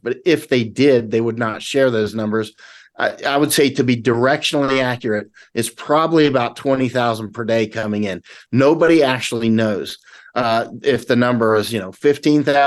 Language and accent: English; Florida, United States; moved away as an adult; now in Honduras; I grew up in Florida. I'm full-blooded American, but I've been out of the country for most of my life, especially most of my adult life